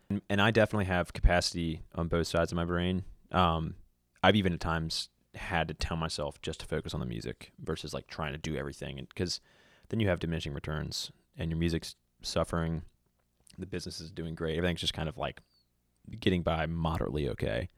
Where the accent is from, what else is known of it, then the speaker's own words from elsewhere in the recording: Virginia Beach, Virginia, United States; moved away as an adult; also born or lived in Charlottesville / Vermont; now in Nashville, United States; I grew up in Virginia Beach